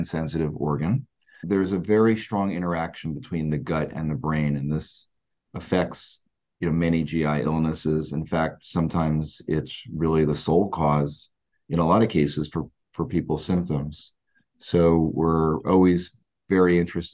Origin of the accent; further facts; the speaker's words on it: New Jersey, United States; also born or lived in New York / Philadelphia; I grew up in South Jersey, where I currently reside, and have been pretty local my whole life.